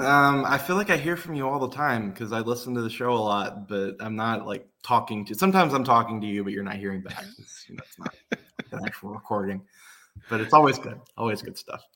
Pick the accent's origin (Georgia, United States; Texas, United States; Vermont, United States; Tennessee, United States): Tennessee, United States; Nashville; I'm from Nashville